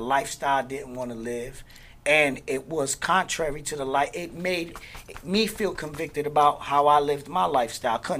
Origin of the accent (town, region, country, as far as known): Newark, New Jersey, United States; now in Orlando, United States